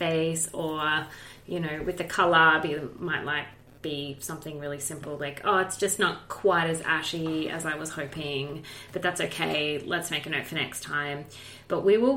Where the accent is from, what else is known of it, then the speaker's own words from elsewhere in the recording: Australia; as an Australian professional